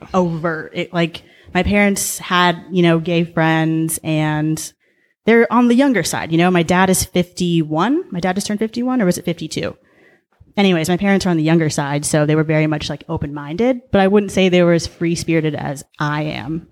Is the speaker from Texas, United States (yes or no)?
no; Mission Viejo, California, United States; also born or lived in Boulder, Colorado / Denver, Colorado; I was born and raised in Orange County